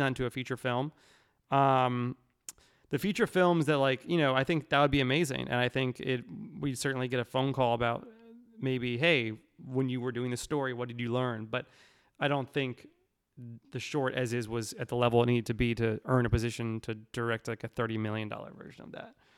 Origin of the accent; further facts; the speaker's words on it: New York, United States; I'm from New York